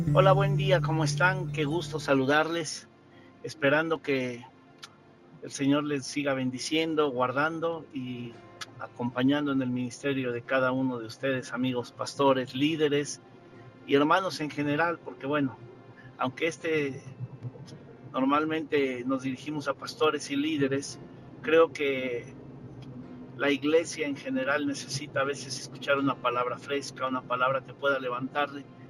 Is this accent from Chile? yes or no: no; Mexico; como mexicanos